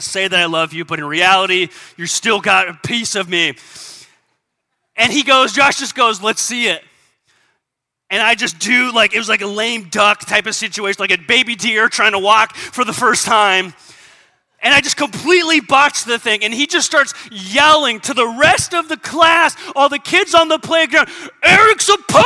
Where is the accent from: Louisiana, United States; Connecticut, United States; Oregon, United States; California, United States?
California, United States; San Diego; I grew up in San Diego.